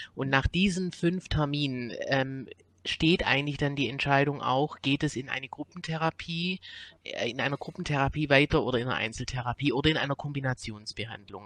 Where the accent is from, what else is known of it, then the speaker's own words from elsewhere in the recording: Swabia, Germany; now in Cologne, Germany; komme nicht aus Köln, ich komme aus dem Schwäbischen, aber bin seit einigen Jahren in Köln